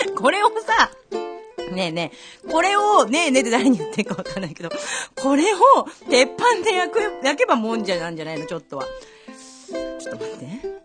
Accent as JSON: {"language": "Japanese", "area": "Kameari", "region": "Tokyo", "country": "Japan", "tie": "born or raised there", "said": "私の地元のですね、亀有の味一円園という、あ、名前出しちゃいましたけど、 味一ー園という、もう私が小学生の時からもう30年以上通っている"}